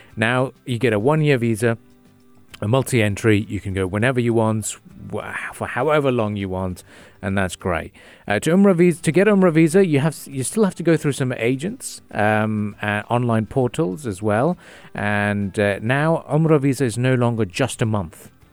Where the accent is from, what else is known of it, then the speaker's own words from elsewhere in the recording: Jeddah, Makkah Province, Saudi Arabia; now in United Arab Emirates; I was born in Saudi Arabia